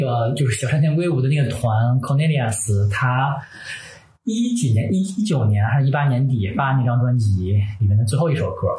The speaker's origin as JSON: {"language": "Chinese", "region": "northern China", "country": "China", "tie": "born or raised there", "also_born_or_lived": "Tokyo, Japan", "moved": "as an adult", "said": "我是北方人嘛，我从小没有这个园林教育"}